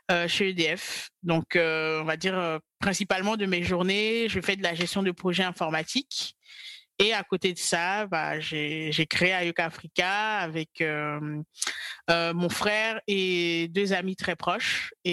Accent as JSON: {"language": "French", "country": "Côte d’Ivoire", "tie": "born or raised there", "moved": "as an adult", "lives_now": "France", "said": "j'ai grandi euh, en Côte d'Ivoire et je suis, je suis ivoirienne. Et euh, je suis arrivée en France euh, à l'âge de 20 ans pour poursuivre mes études."}